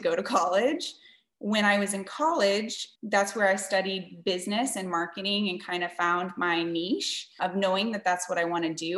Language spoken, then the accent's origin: English; San Antonio, Texas, United States; I was born and raised in San Antonio, Texas.